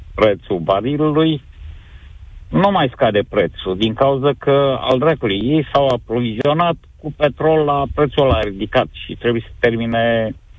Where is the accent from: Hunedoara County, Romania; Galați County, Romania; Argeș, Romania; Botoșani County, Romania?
Galați County, Romania; Galați; Sunt din Galați